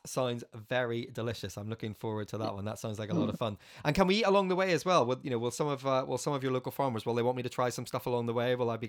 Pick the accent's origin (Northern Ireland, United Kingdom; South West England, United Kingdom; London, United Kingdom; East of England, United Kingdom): Northern Ireland, United Kingdom; I'm from Northern Ireland